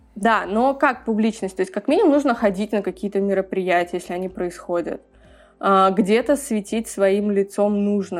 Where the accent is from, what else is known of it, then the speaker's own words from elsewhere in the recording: Tashkent, Uzbekistan; also born or lived in Kazakhstan; я выросла на Максима Горького, где всегда был такой очень европейский район, но при этом я ездила и на Челанзар, и была в очень разных закутках нашего города